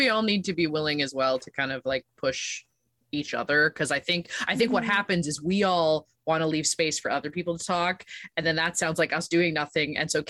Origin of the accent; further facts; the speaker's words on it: Canada; We're so Canadian.